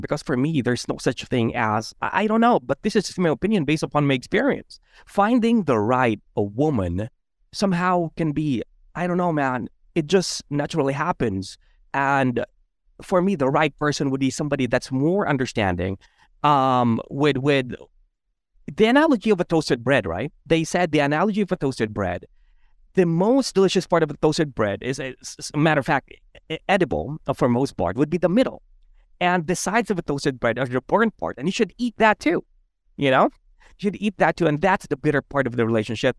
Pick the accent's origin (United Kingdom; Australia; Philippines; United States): Philippines; I grew up as a Filipino